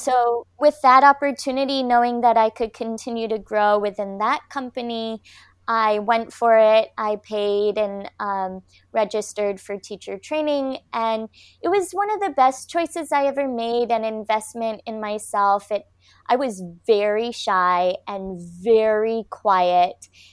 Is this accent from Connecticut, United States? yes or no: no; Michigan, United States; now in Cardiff by the Sea, United States; I was born in Michigan. I live now in California, a beautiful coastal town called Cardiff by the Sea